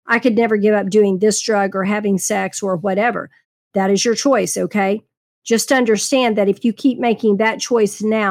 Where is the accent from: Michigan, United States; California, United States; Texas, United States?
Texas, United States; I was raised in Texas